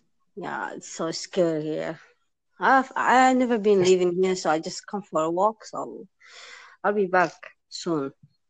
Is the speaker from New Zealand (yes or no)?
no; Somalia; I'm from Somalia